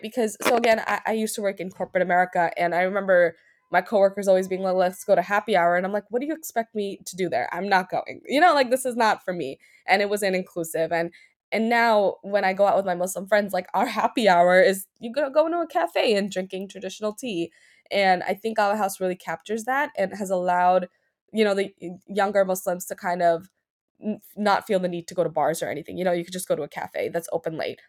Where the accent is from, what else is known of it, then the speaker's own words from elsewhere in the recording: New York City, New York, United States; I was raised in Queens